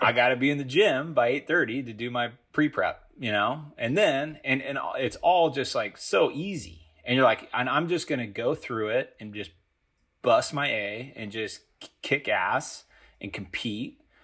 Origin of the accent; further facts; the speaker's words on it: Los Angeles area, California, United States; I grew up a Galaxy fan